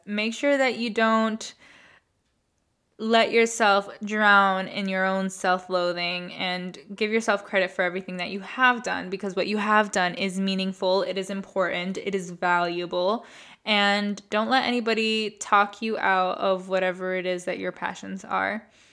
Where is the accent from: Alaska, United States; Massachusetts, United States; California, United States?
Massachusetts, United States; Boston; growing up in the East Coast and growing up going to school in the city, we were all taught to take the M B T